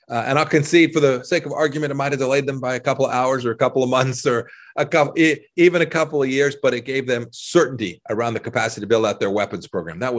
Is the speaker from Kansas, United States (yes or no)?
yes; Kansas, United States; In the short run, I'm from Kansas, red winter wheat, high prices, all good.